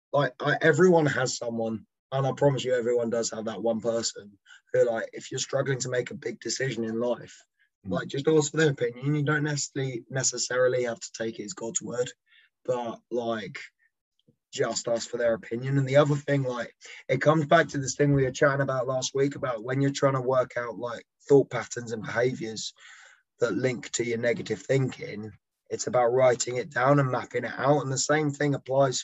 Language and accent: English; England, United Kingdom; I am flying the English flag because I'm not Welsh. I am English